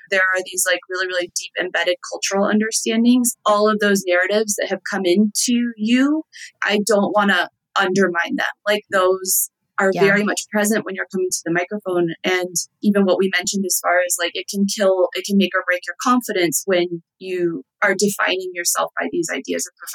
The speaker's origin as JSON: {"language": "English", "region": "Texas", "country": "United States", "said": "I'm from Texas."}